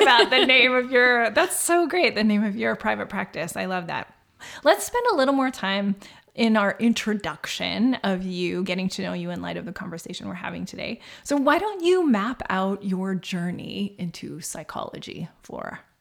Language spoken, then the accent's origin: English; Saskatchewan, Canada; my house growing up in Saskatchewan